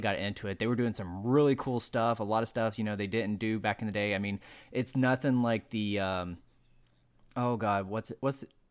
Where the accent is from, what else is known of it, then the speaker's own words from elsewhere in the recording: Elkin, North Carolina, United States; up in a place called Elkin, Wilkes County, North Carolina.